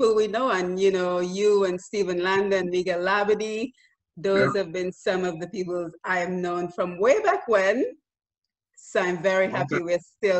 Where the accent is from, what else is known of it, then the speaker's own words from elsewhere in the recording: Bathurst, Dominica; As you know, we're from Bathurst.